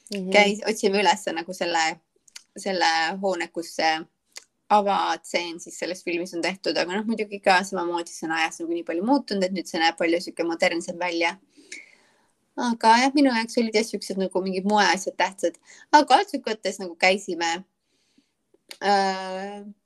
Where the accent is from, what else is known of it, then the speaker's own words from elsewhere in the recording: Estonia; moved away as an adult; now in Charleston, United States; ma olen Eestist